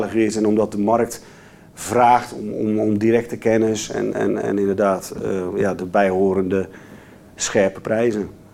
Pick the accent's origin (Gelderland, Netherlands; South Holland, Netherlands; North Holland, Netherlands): South Holland, Netherlands; Rotterdam; Ik ben een Rotterdammer